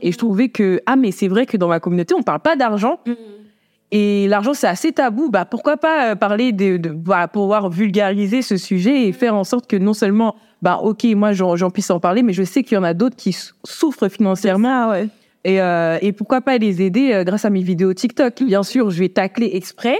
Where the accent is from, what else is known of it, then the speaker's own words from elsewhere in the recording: France; je suis née en France.